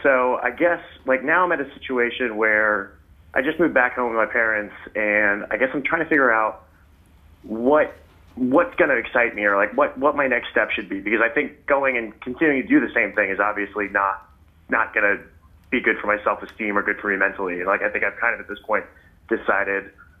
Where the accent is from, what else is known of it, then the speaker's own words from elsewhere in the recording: Tarrytown, New York, United States; I'm from Tarrytown originally.